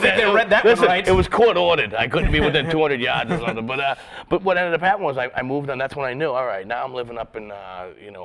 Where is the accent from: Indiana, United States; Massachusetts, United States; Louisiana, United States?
Massachusetts, United States; Boston; also born or lived in Las Vegas; I grew up in Boston